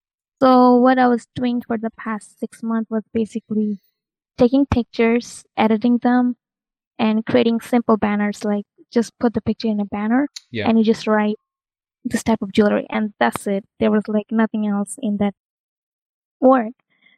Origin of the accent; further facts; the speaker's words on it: New York, United States; I'm a recent graduate student and I'm from US, New York.